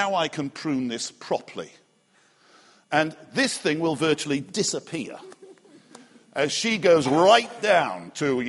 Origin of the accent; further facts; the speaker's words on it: Liverpool, North West England, United Kingdom; moved away; I grew up in Liverpool, and we had a backyard